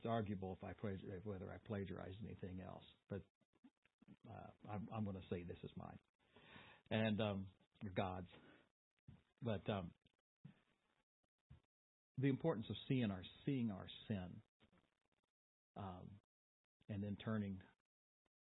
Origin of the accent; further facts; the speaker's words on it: Boonville, United States; in the Baptist church where I grew up in Boonville